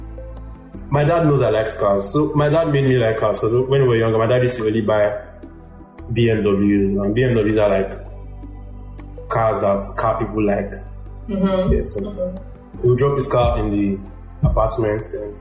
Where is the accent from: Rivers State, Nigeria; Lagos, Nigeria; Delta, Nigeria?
Lagos, Nigeria; also born or lived in Osun State / Akute, Ogun State; I grew up in Lagos. I grew up in Jakonde Estate, Isolo